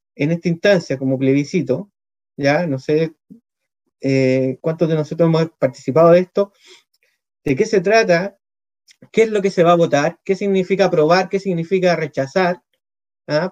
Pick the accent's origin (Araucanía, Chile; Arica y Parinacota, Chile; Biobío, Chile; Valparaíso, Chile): Valparaíso, Chile; Villa Alemana; yo soy de acá, de Villa Alemana